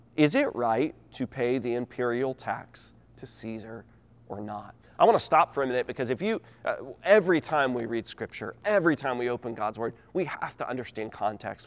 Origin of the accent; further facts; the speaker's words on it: United States; I'm an American.